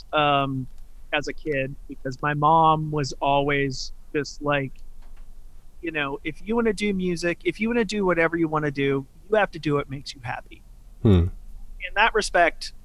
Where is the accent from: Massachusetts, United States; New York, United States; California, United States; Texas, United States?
Massachusetts, United States; Chelsea; I grew up in Chelsea, Massachusetts